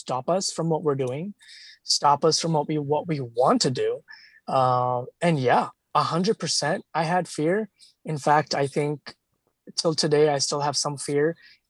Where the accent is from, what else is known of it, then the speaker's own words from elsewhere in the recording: India; moved away; as a child, back in India, actually, since, you know, because I come from India